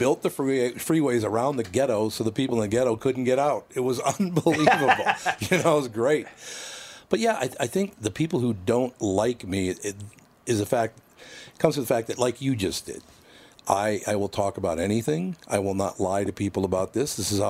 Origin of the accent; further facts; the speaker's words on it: Minneapolis, Minnesota, United States; No, I act like I'm from North Minneapolis, because that's how it was.